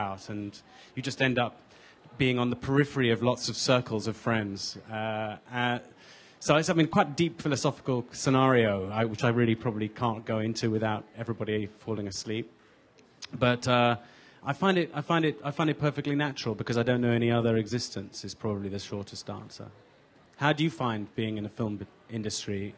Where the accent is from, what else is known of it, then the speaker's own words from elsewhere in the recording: London, United Kingdom; also born or lived in Sudan; being born in Sudan and growing up in England